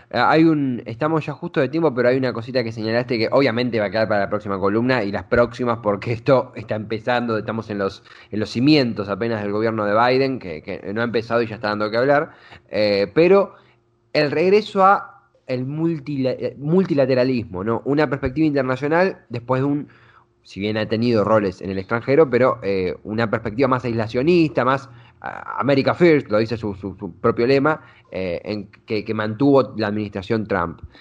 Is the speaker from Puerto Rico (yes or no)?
no; Argentina; nuestra propia cotidianidad como argentinos